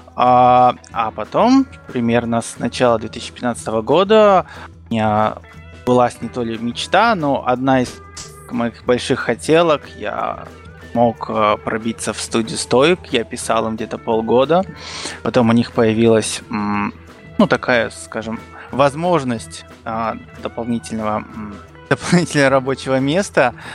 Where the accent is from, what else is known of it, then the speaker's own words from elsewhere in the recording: Kazakhstan; moved away as an adult; now in Rostov-on-Don, Russia; Я родился в Казахстане, в маленьком таком шахтерском поселке